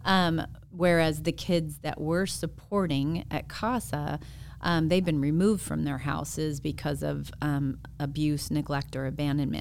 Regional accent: Phoenix, Arizona, United States; I grew up in Arizona.

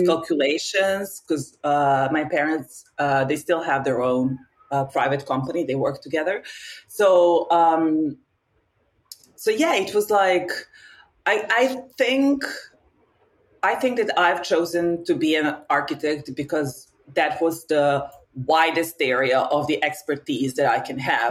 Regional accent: Novi Sad, Vojvodina, Serbia; moved away as an adult; now in Paris, France; I am originally from Novi Sad in Serbia, and I've been living here for the last 12 years. Um, and yeah, I'm in Paris.

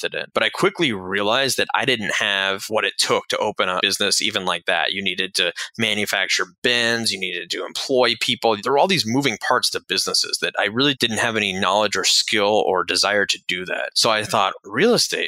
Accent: Lake Tahoe, California, United States; moved away as an adult; also born or lived in Daytona Beach, Florida; I grew up out in Lake Tahoe, California, left and went to an aviation school in Daytona Beach, Florida

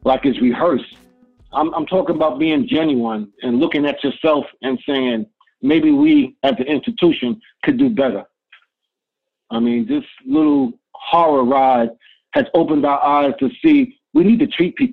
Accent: United States; I grew up in America

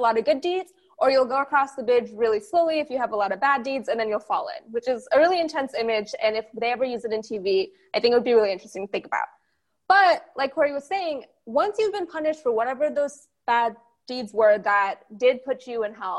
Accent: Texas, United States; I grew up in Texas around pretty much every denomination of Christianity you can think of because it's Texas

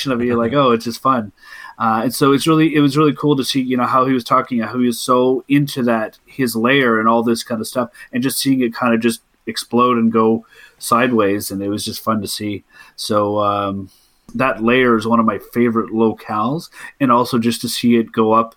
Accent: Canada; I'm Canadian

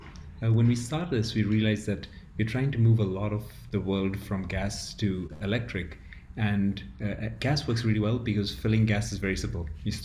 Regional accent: Ethiopia; I grew up in Ethiopia where it is a large village of a lot of people and you have your family, you've extended people.

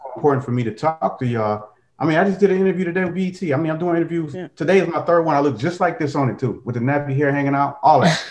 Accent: Detroit, Michigan, United States; I'm from Detroit too

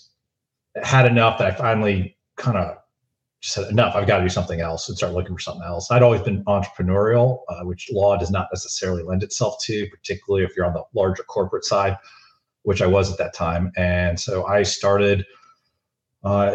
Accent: Florida, United States; moved away as an adult; now in Dallas, United States; I grew up in Florida

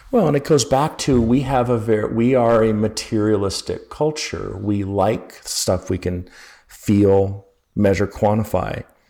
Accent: Utah, United States; also born or lived in Berkeley, California; now in Georgia, United States; I grew up in Utah

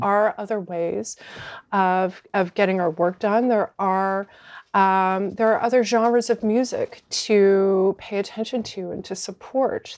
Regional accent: Fredericton, New Brunswick, Canada; moved away as an adult; also born or lived in Halifax / Vancouver; I started in my, in my hometown of Fredericton

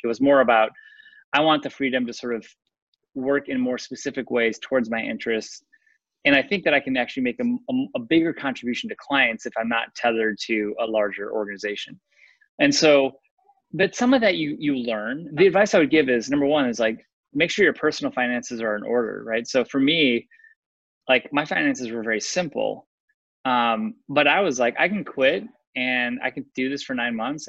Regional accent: Chicago, Illinois, United States; I'm from Chicago, went to school in Chicago

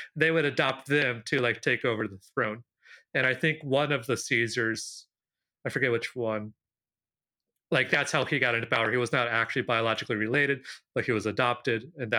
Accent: Peru; why I'm in Peru, why I grew up in Peru, but I'm also not a Peruvian citizen

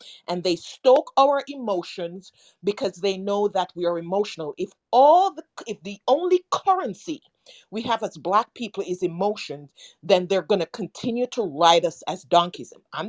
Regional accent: Jamaica; now in United States; I'm Jamaican. I am Pan-Africanist.

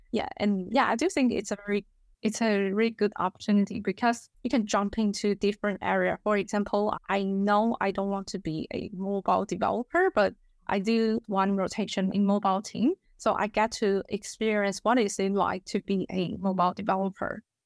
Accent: Taiwan; English is a second language; moved away as an adult; also born or lived in Melbourne, Australia; now in Australia; I'm from Taiwan, and now I work as associate engineer in Zero

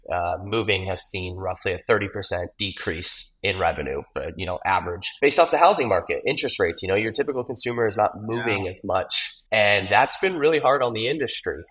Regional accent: Gilbert, Arizona, United States; Growing up in Gilbert

